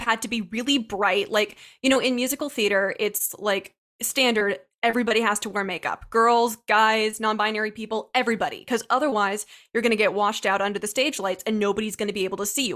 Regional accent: Ohio, United States; growing up in Ohio

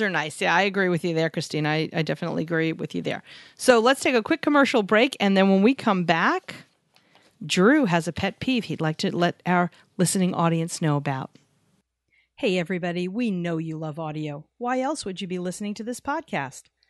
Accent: New York, United States; We grew up in New York

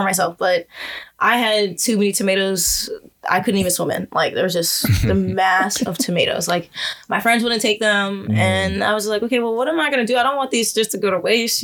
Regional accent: New Orleans, Louisiana, United States; moved away as an adult; now in Richmond, United States; I'm born and raised in New Orleans

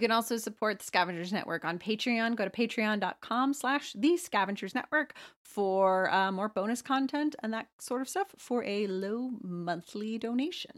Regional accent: Plano, Texas, United States; I'm from Plano, which was the heroin capital of the U S in the nineties

